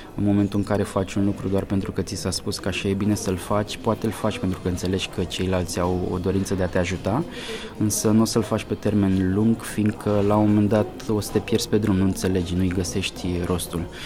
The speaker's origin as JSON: {"language": "Romanian", "region": "Argeș", "country": "Romania", "moved": "as an adult", "lives_now": "Bucharest, Romania", "said": "sunt din Argeș de fel"}